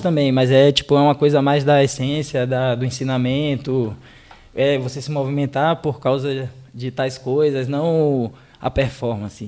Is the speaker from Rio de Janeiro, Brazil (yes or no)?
no; Salvador, Bahia, Brazil; quando eu era moleque em Salvador